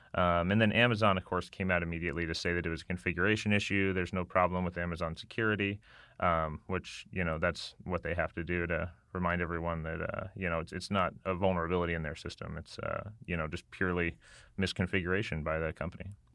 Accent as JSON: {"language": "English", "town": "Las Vegas", "region": "Nevada", "country": "United States", "tie": "born or raised there", "moved": "yes", "said": "I grew up in Las Vegas"}